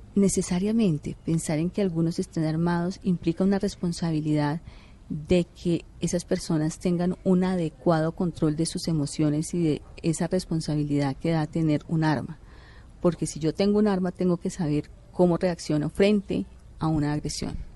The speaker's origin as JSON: {"language": "Spanish", "country": "Colombia", "said": "como ciudadano colombiano"}